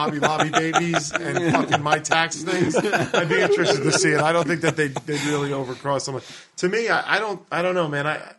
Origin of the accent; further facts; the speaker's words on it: New York City, New York, United States; I grew up in New York City, where I'm used to a bigger mix.